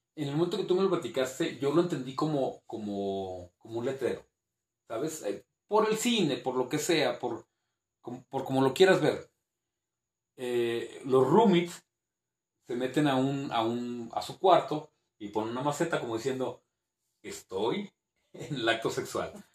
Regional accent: Zacatecas, Mexico; also born or lived in Durango, Durango; Yo sí nací en, en Durango, Durango Capital, pero cuando yo encuentro mi despertar como el adolescente y así, fue Zacatecas

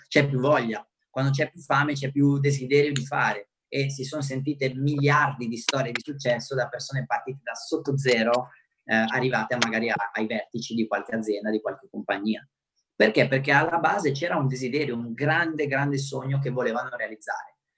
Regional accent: Romania; first language Romanian; Italian is a second language; now in Italy; sono nato in Romania, e anche se sono rumeno, anche se magari parliamo la stessa lingua natale

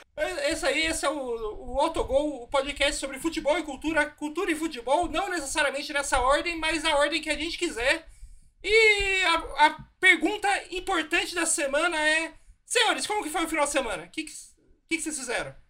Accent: São José dos Campos, São Paulo, Brazil; onde eu cresci no interior, lá em São José dos Campos

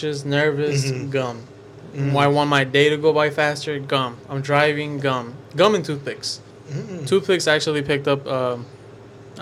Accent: Humble, Texas, United States; I'm from Humble.

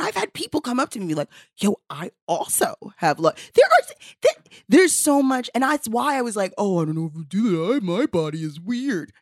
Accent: New York City, New York, United States; I also am from Bed-Stuy

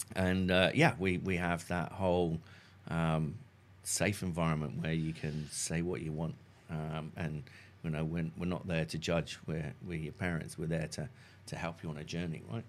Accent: Salcombe, South West England, United Kingdom; also born or lived in Fulham, London; now in New Zealand; originally from a small, sleepy fishing village called Salcombe in South Devon

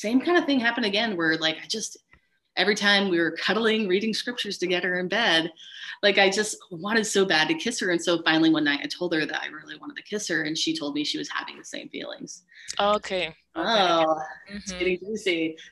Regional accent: Montana, United States; Growing up in Montana as a Mormon

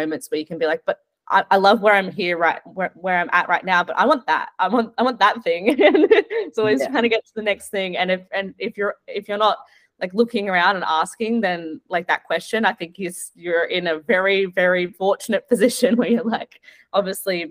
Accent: Gold Coast, Queensland, Australia; moved away; I grew up in the Gold Coast

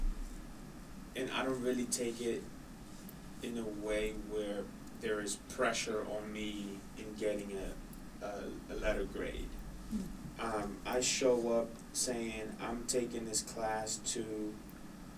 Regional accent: Honduras; moved away; I'm born and raised in Honduras

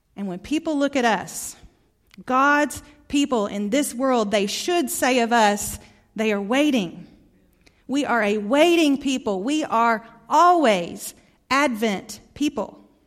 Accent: Arkansas, United States; accent: Arkansas; moved away; My accent comes from Arkansas. Haven't lived there in a long time

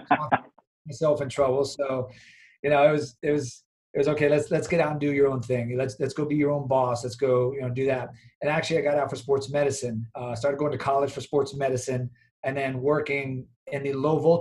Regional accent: Miami, Florida, United States; I'm from Miami. So I came back to Miami when I got out

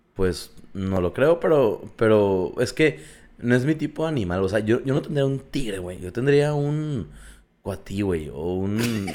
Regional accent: Mexico; macho mexicano

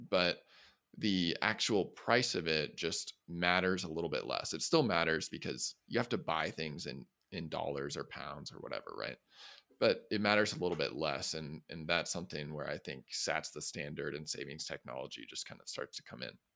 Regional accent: Midwest, United States; I grew up in the Midwest

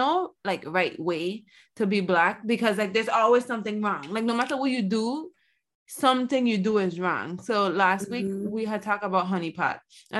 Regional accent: United States; yeah, I am happy we're American.

